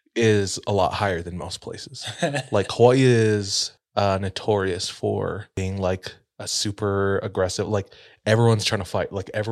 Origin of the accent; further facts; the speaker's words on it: Philippines; And I say this as a Filipino.